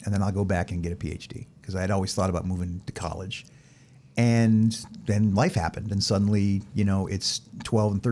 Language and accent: English; west coast of Florida, United States; also born or lived in San Diego, California / Georgia; I was born in San Diego, California. My dad was stationed there in the Air Force. We only lived there for a year, then moved to Florida to be closer to my mom's family. And outside of 4 years living in Georgia, I lived basically my entire life in Florida, west coast of Florida